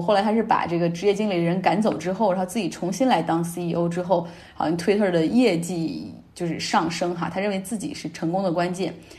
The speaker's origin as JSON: {"language": "Chinese", "town": "Harbin", "region": "Heilongjiang", "country": "China", "tie": "born or raised there", "moved": "yes", "said": "国内我家乡哈尔滨"}